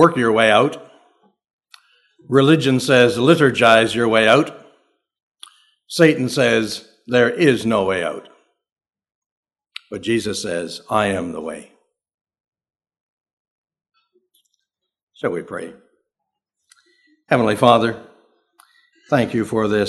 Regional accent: southern Ontario, Canada; I'm from Canada

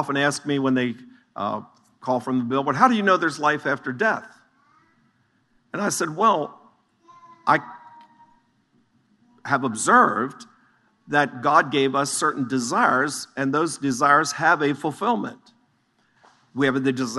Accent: Chambersburg, Pennsylvania, United States; I was born in the Chambersburg, Greencastle area.

